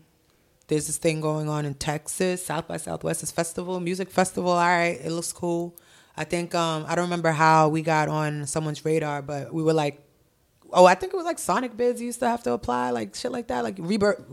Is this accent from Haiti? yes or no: yes; Haiti; born there; It's in Tomod, Haiti, where I was born in Haiti.